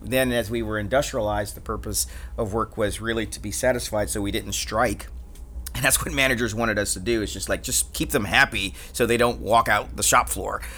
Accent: Atlanta, Georgia, United States; growing up in Atlanta

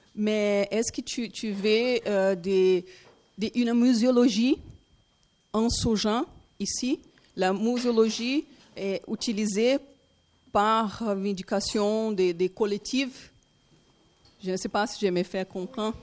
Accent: Brazil; French is a second language; je suis brésilienne

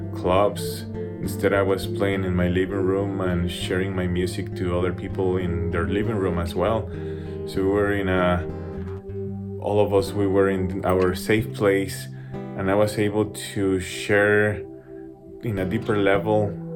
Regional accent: Mexico City, Mexico; now in Denver, United States; I'm a guitarist from Mexico City

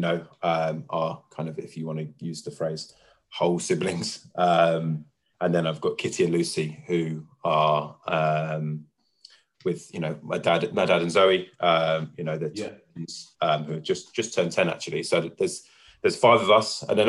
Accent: London, United Kingdom; also born or lived in Bounds Green; I was born in Bounds Green, and then we moved there when I was 2 years old, and I lived there until I kind of moved out with Jenna, so... Yeah, I mean, that's the family home. That's where I'm from. You know, Winchmore Hill and Palmer's Green is, you know, that's my roots

